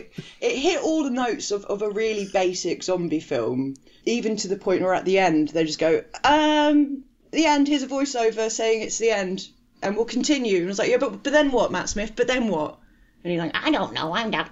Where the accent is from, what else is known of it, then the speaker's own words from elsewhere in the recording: Surbiton, London, United Kingdom; I was an 8-year old from Surbiton.